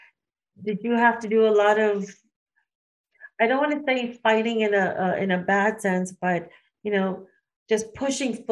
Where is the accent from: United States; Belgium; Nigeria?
United States; As an Indian woman growing up in the U.S.